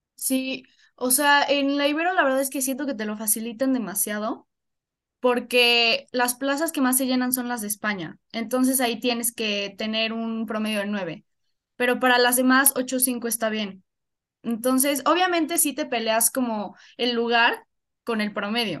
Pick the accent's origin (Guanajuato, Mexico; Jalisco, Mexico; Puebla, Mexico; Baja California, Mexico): Puebla, Mexico; yo soy de Puebla, nací aquí en Puebla